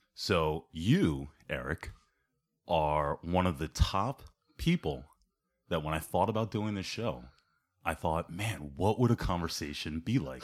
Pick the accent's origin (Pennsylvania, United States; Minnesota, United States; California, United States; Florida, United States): Pennsylvania, United States; Ambler; I grew up in Ambler, I grew up in South Ambler